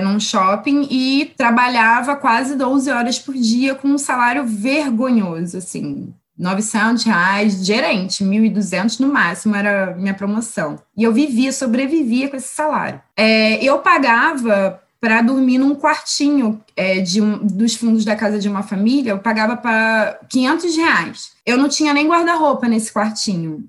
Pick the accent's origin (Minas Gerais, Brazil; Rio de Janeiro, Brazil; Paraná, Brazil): Rio de Janeiro, Brazil; moved away as an adult; also born or lived in Baixada Santista; now in São Paulo, Brazil; eu cresci no Rio